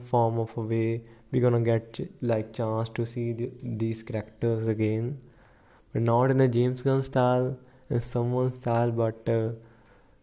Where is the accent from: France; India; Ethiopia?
India; I'm from India